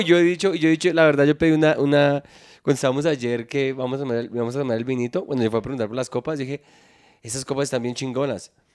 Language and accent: Spanish; Bogotá, Colombia; yo soy de Bogotá